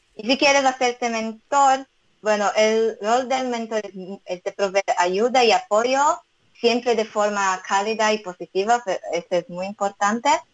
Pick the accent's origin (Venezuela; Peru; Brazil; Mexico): Brazil; Spanish is a second language; moved away as an adult; now in Israel; mis padres son japoneses, yo nací, y crecí en Brasil